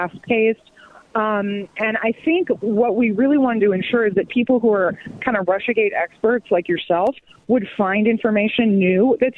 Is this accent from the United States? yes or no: yes; Los Angeles, California, United States; I grew up in Los Angeles